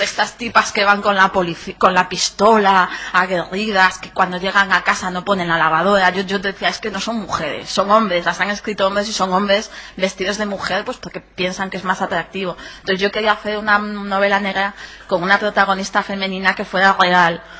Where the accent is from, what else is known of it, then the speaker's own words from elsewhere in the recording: Ferrol, Galicia, Spain; yo, mm, viví, crecí, estudié aquí en Ferrol